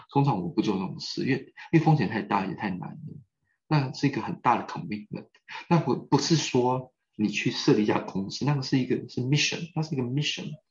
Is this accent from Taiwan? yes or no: yes; Taiwan; 我来自于台湾